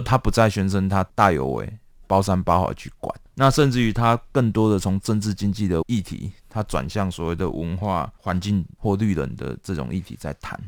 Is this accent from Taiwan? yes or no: yes; Taiwan; 我们嗯。台湾这边